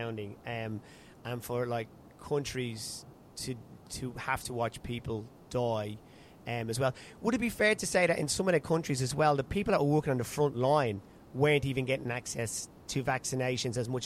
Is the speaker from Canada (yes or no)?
no; Ireland; now in Australia; I'm in Australia, Irish background, so you're kind of keeping an eye on what's happening back in my home country of Ireland